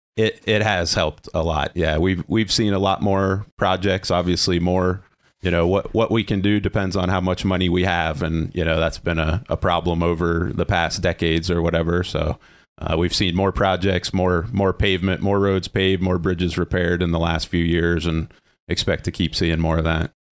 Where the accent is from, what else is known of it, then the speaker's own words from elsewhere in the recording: Ligonier, Pennsylvania, United States; grew up in Ligonier, Pennsylvania